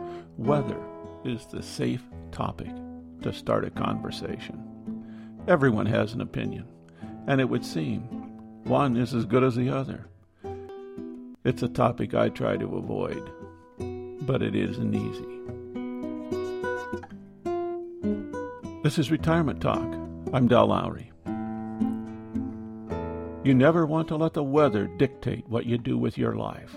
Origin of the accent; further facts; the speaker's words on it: Iowa, United States; moved away; We grew up in Iowa